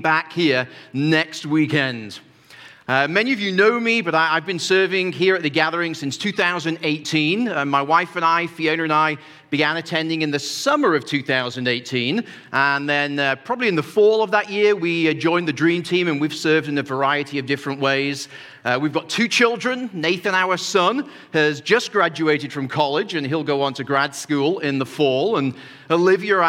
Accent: United Kingdom; moved away as an adult; now in United States; there is some elements of being British that remain in me. We've been here 16 years now

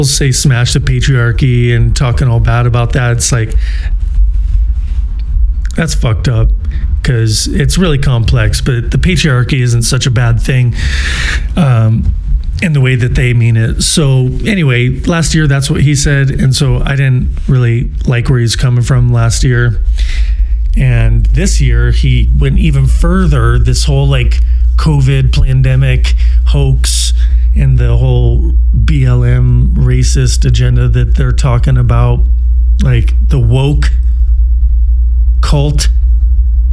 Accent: Portland, Oregon, United States; moved away; the once great city of Portland, Oregon, which is my hometown

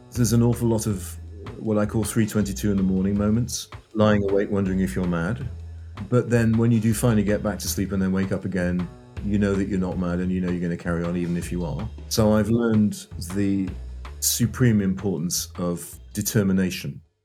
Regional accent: North East England, United Kingdom; moved away as an adult; also born or lived in Oxford / London; I'm English, born and raised in the northeast of England

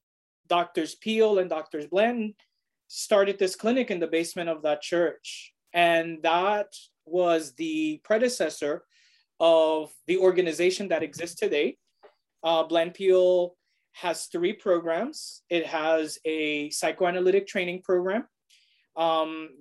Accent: New York City, New York, United States; I am a native New Yorker. I was born and raised in Brooklyn, but my family, my parents are from Puerto Rico

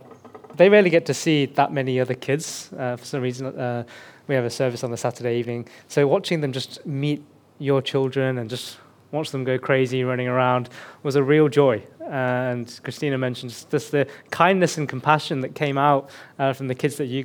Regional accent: Birmingham, West Midlands, United Kingdom; accent: Birmingham; moved away as an adult; now in Hong Kong; England. I'm from the faraway land of England, from a city called Birmingham. If you've watched a TV show called Peaky Blinders, that's where my heritage is from. But I try very hard to suppress the Birmingham accent.

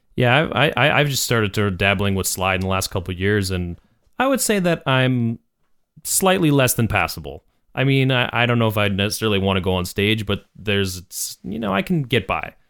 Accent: Canada; we were Canadian, we love being Canadian

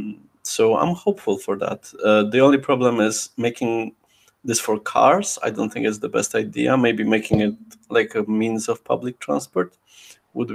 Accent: Poland; also born or lived in Krakow; now in United Kingdom; my home country, Poland

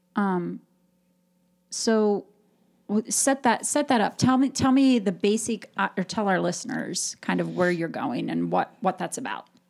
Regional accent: Appalachian Ohio, United States; growing up in Appalachia, Ohio

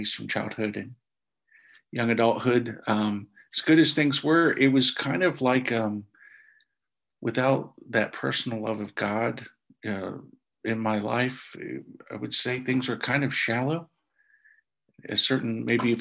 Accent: Indiana, United States; growing up in Indiana in a Catholic home

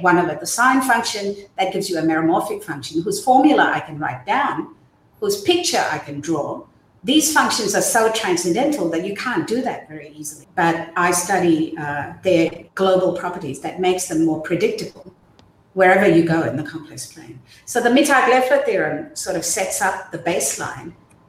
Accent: Myanmar; born there; So as I said, I was born in Burma.

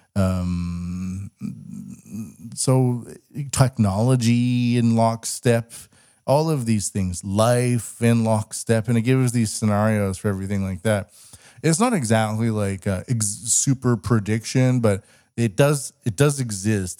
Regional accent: Canada; now in Japan; I'm Canadian

